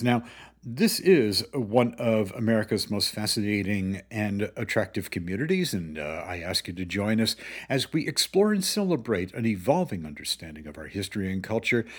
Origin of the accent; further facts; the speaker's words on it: Greenwich, Connecticut, United States; also born or lived in Hawaii; growing up in Greenwich's backcountry